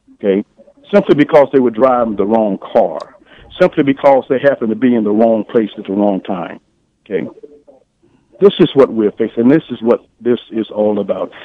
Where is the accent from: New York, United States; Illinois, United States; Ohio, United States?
Illinois, United States; Champaign; I live in Champaign. I was raised here in Champaign